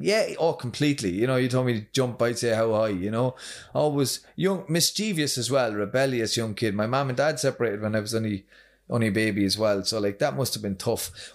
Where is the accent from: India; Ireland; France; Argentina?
Ireland; County Kildare, Leinster; now in Drogheda, Ireland; from Itaghan, County Kildare.